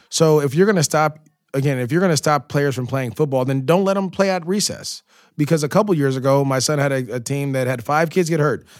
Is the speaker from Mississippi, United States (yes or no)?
no; Antioch, California, United States; moved away as an adult; also born or lived in Jacksonville / Los Angeles; growing up in the Bay Area, playing youth football in Antioch, to go on to De La Salle